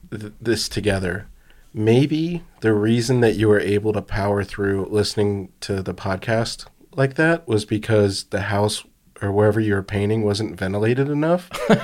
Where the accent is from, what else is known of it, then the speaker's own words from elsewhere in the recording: the South, United States; I'm truly a Southerner if we speak that slowly.